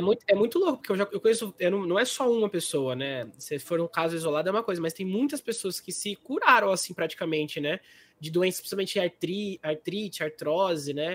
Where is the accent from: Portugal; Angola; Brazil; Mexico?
Brazil; Águas de São Pedro, São Paulo; a gente é de, São, a gente é de, de Águas, né? São Pedro